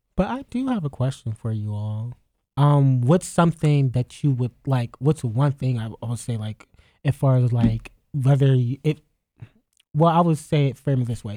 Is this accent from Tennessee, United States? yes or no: no; Youngstown, Ohio, United States; moved away; back home, 'cause I'm from Youngstown